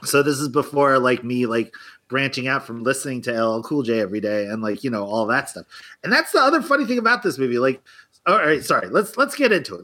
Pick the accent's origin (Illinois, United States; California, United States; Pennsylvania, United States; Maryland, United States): Pennsylvania, United States; Philadelphia; as a Philadelphian